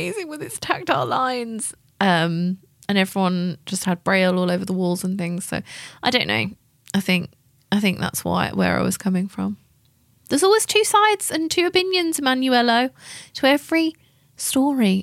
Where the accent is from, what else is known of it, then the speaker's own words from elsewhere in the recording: England, United Kingdom; accent: English; my English accent